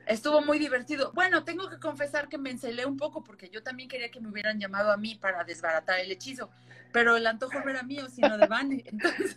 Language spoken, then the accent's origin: Spanish; Xalapa, Veracruz, Mexico; moved away as an adult; now in Mexico City, Mexico; yo nací en Jalapa, Veracruz. Allá crecí hasta los 18, casi 19 cuando me vine a vivir acá, al entonces Distrito Federal